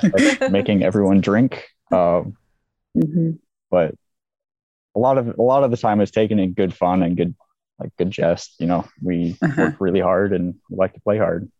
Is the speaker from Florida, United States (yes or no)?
no; Olympia, Washington, United States; moved away as an adult; now in Kuwait; I grew up in Olympia